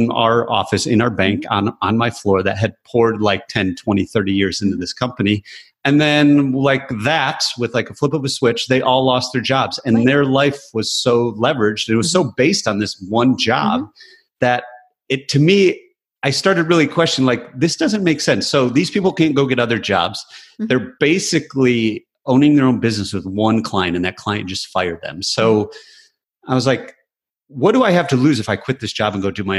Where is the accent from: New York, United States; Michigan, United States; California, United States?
Michigan, United States; I grew up in Michigan